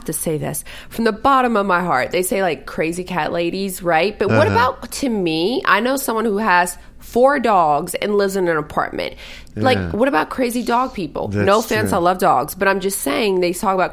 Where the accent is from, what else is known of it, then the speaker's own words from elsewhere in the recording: the South, United States; now in Los Angeles, United States; I'm from the South